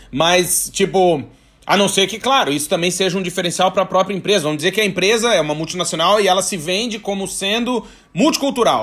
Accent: Brazil; moved away as an adult; now in Portugal; nós somos brasileiros, tem mania de ser íntimo das pessoas

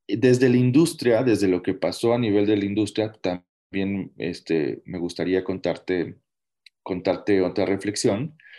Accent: Mexico; como mexicanos

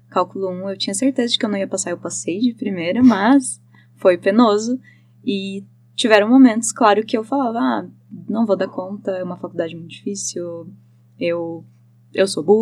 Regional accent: Joinville, Santa Catarina, Brazil; moved away as an adult; now in Curitiba, Brazil; Não, eu sou de Joinville. Joinville. todo mundo mora, mora lá.

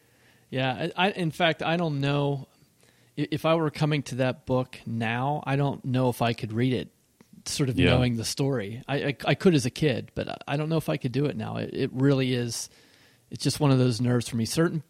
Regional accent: Pennsylvania, United States; But I grew up in Western Pennsylvania, and I had woods at the edge of my backyard

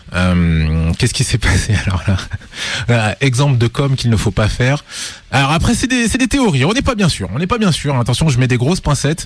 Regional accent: Lyon, Auvergne-Rhône-Alpes, France; on est de Lyon.

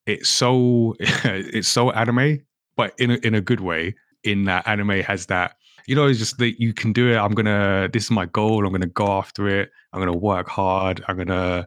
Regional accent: Ghana; I'm from Ghana.

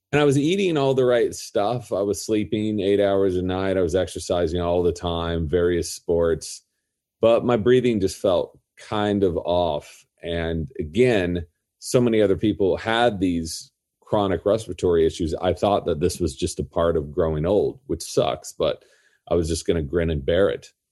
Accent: Orange County, Southern California, United States; I grew up in Southern California. in Orange County

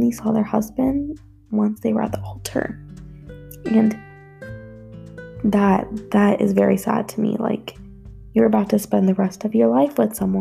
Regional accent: United States; first language Gujarati; I was born and raised in the United States, but my parents are both immigrants

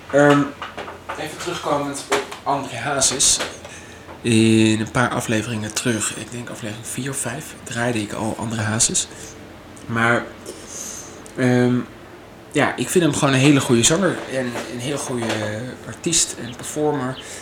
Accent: Maastricht, Limburg, Netherlands; moved away as an adult; now in Amsterdam, Netherlands; Ik kom mezelf uit Maastricht. En ja, daar ben ik gewoon eh, geboren.

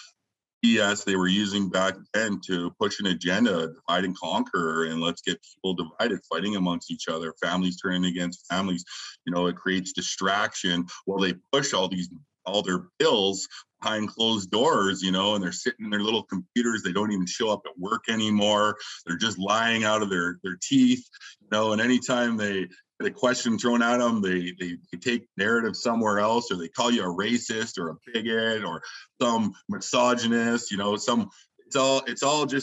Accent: Taber, Alberta, Canada; I grew up in a small town in southern Alberta, Tabor, Alberta

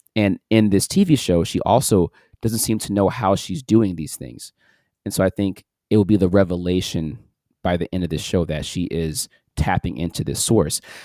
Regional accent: St. Louis, Missouri, United States; my hometown, St. Louis

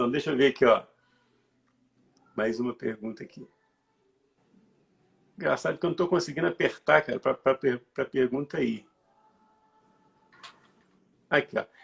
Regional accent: Santos Dumont, Minas Gerais, Brazil; Sou de Santos Dumont, que é do lado de Juiz de Fora.

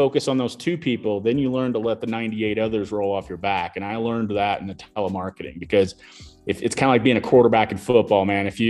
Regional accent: Illinois, United States; moved away as an adult; also born or lived in Colorado Springs, Colorado; now in Denver, United States; growing up there in a kind of a rural farm town

